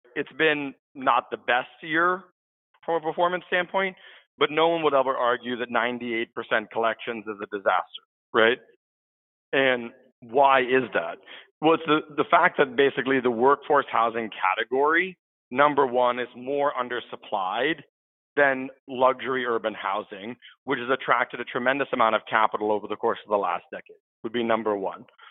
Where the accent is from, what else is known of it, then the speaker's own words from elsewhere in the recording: San Francisco, California, United States; I'm a San Francisco native. So I grew up here in the Bay Area